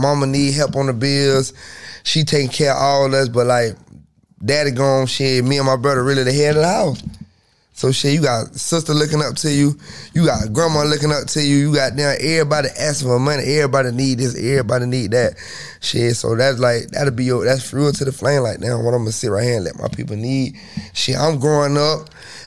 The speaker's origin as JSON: {"language": "English", "town": "Tallahassee", "region": "Florida", "country": "United States", "said": "I'm from Tally."}